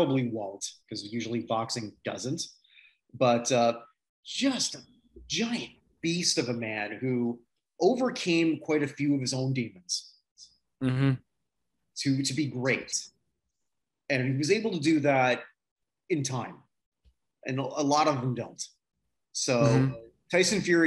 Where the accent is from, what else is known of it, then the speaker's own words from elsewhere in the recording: Toronto, Ontario, Canada; Toronto, my hometown area